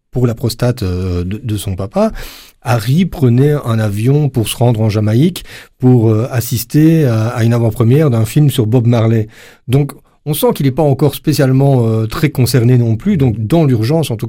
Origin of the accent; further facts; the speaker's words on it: Belgium; nous on perçoit pas forcément en tant que belge